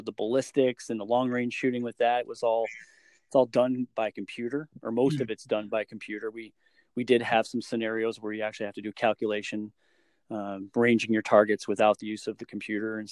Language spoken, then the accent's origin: English; Michigan, United States; growing up in Michigan